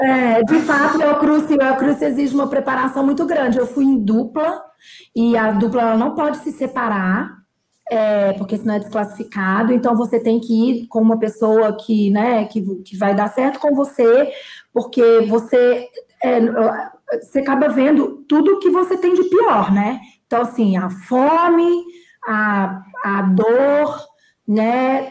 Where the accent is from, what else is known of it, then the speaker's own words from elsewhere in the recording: Belo Horizonte, Minas Gerais, Brazil; now in São Paulo, Brazil; eu sou mineira de Belo Horizonte. É, eu moro em São Paulo